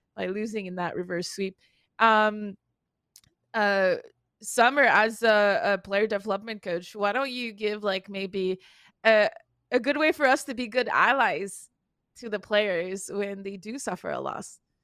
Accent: Canada; English is a second language; I'm Canadian

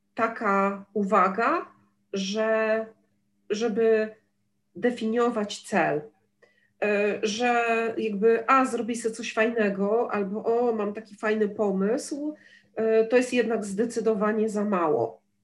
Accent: Gdynia, Pomeranian Voivodeship, Poland; ja jestem z Gdyni

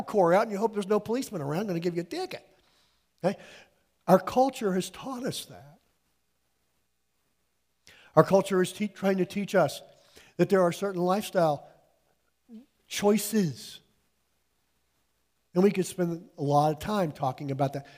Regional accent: United States; I was born and raised in the United States.

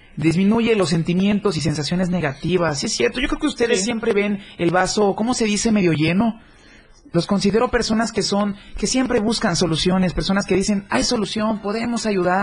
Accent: Chiapas, Mexico; somos eh, chiapanecos para empezar, ¿no? Somos hermanos de tierra, compartimos territorio

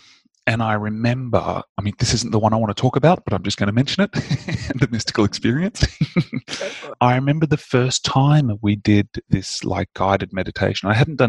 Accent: Indonesia; I grew up in Indonesia, and there was a much stronger sense of mysticism and a much more mature understanding of the energetic realm.

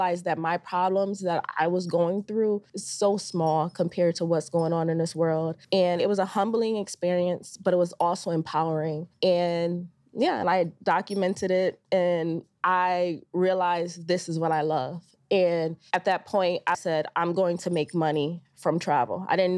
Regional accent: New Britain, Connecticut, United States; now in New York, United States; so I'm from New Britain, Connecticut, which is about 2.5 hours from New York.

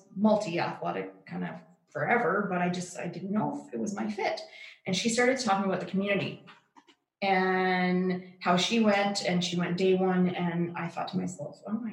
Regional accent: Yorkton, Saskatchewan, Canada; we're both from Yorkton

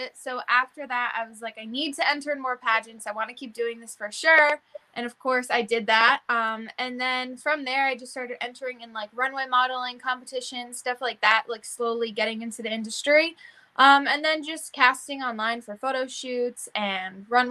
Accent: Connecticut, United States; I'm from Connecticut

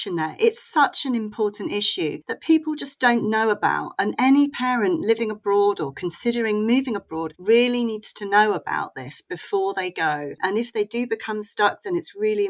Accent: England, United Kingdom; also born or lived in Portugal; now in Bristol, United Kingdom; we're a British family, moved over to Portugal

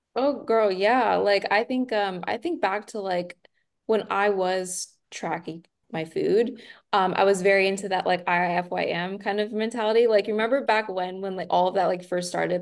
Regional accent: Nashville, Tennessee, United States; now in Austin, United States; I'm originally from Nashville, but living in Texas

